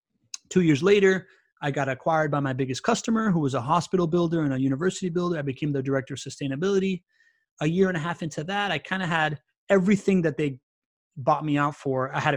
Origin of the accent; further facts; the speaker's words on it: Miami, Florida, United States; now in Jacksonville, United States; And later on, we moved back to Miami when I was 9 years old. And that's where I grew up in South Florida. And I really very much identify myself as a Miamian.